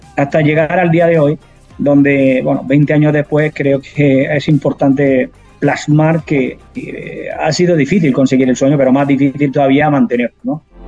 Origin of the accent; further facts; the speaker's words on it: Andalusia, Spain; tiene la raíz de mi tierra